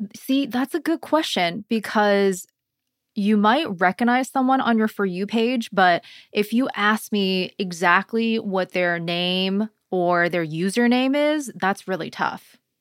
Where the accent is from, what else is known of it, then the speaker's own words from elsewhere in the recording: Canada; a Canadian